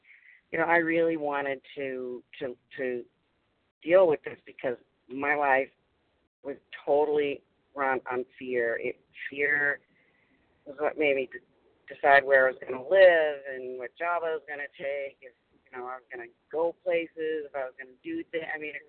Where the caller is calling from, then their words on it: Massachusetts, United States; I'm calling from Massachusetts.